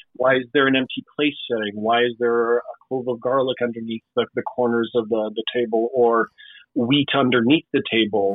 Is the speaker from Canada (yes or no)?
yes; Winnipeg, Manitoba, Canada; growing up in Winnipeg